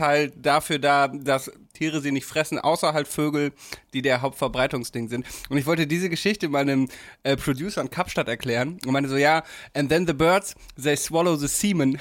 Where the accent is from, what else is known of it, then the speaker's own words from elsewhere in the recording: Damme, Lower Saxony, Germany; in meiner Heimat in Damme